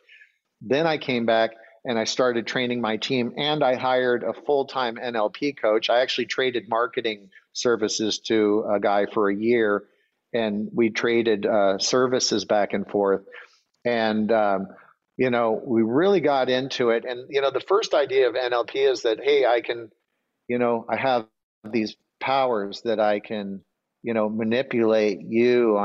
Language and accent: English; Grand Marais, Minnesota, United States; moved away; I grew up in Grand Marais, Minnesota.